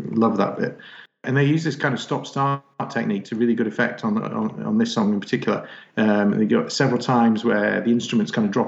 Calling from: Manchester, North West England, United Kingdom; So I'm in Manchester in England.

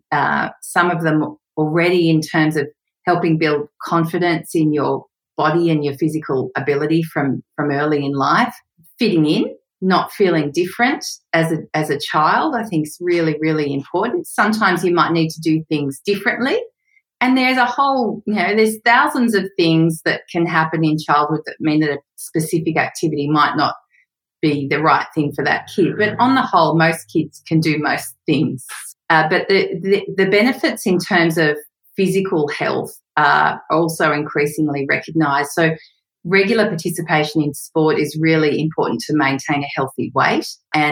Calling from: Sydney, New South Wales, Australia; Hey, Sam. I'm in Newtown in Sydney, Australia.

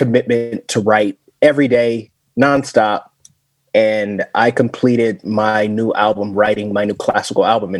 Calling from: Las Vegas, Nevada, United States; I'm joining from Las Vegas, from Sin City.

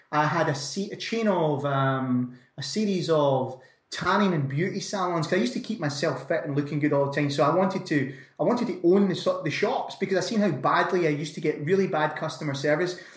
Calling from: Scotland, United Kingdom; not so sunny Scotland, Brandon.

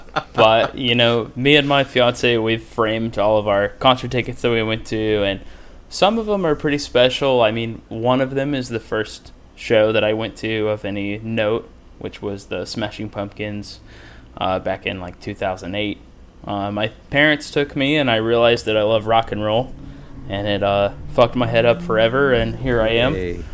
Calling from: Concord, North Carolina, United States; I'm just outside of Charlotte. I live in Concord. I just commute.

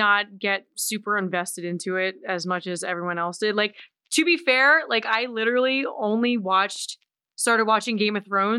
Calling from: Lititz, Pennsylvania, United States; Lititz, Pennsylvania.

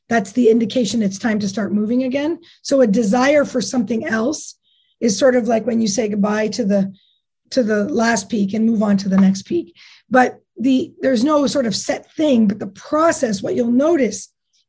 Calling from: Whistler, British Columbia, Canada; Today I'm in Whistler.

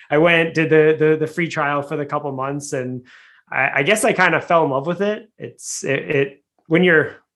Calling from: Boston, Massachusetts, United States; I'm coming from Boston. We're getting ready for a snowstorm.

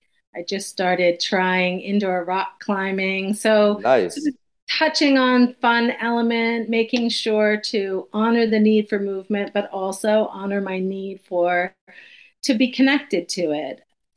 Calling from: Cortland Manor, New York, United States; I'm in New York, just about an hour north of the city, Cortland Manor.

